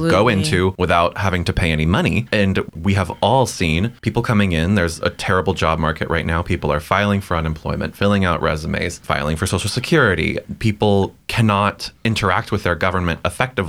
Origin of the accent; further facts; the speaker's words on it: Ohio, United States; moved away as an adult; also born or lived in Alabama; now in Baytown, United States; I'm originally from Ohio